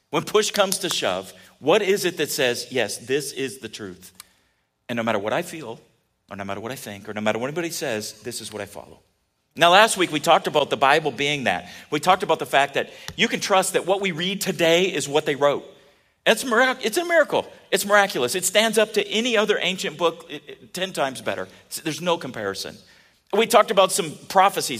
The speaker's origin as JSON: {"language": "English", "region": "California", "country": "United States", "tie": "born or raised there", "said": "I grew up in California"}